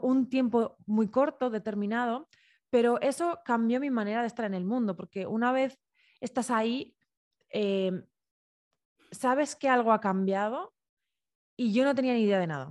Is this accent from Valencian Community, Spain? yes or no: yes; Alicante, Valencian Community, Spain; yo soy de Alicante, nací en un pueblito